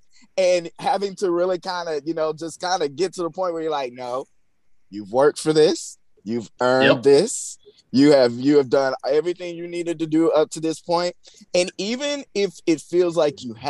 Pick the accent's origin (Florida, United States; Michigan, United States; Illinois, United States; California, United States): Florida, United States; Crestview; moved away; we are from Crestview, Florida.